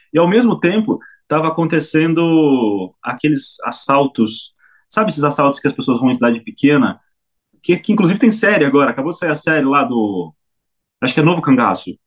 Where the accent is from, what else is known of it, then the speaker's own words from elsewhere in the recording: São Manuel, São Paulo, Brazil; na minha cidade, na minha terra, São Manuel, onde a terra é roxa